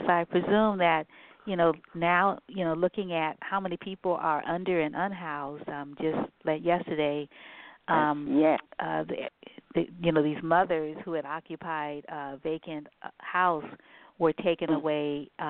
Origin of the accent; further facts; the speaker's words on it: San Francisco, California, United States; also born or lived in New Orleans, Louisiana; I'm from Louisiana, I'm from New Orleans. And so whenever it's like, even though, I grew up in San Francisco, when I was in New Orleans, it was segregated still. That was one of the reasons why we left.